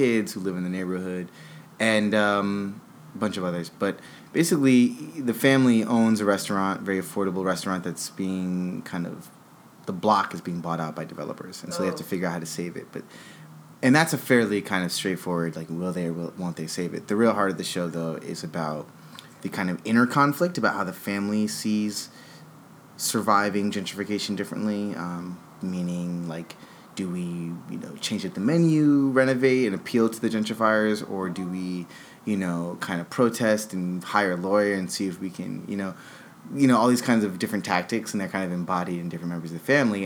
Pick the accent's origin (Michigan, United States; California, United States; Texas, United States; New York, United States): New York, United States; New York City; I'm from New York City